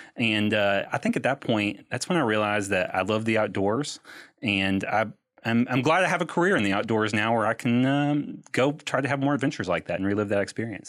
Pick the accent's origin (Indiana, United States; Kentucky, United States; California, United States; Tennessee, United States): Kentucky, United States; Louisville; moved away as an adult; also born or lived in Texas; born and raised in Louisville, I lived in Texas for that job for a little while.